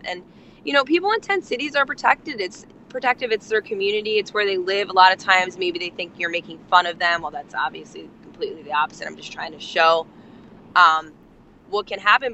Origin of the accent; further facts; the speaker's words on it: Absecon, New Jersey, United States; I'm from New Jersey too, girl. Um, I'm from Atlantic, uh, right outside of Atlantic City, Absecon.